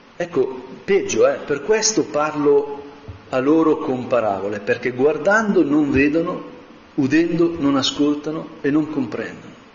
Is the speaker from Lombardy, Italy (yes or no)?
yes; Como, Lombardy, Italy; io sono di Como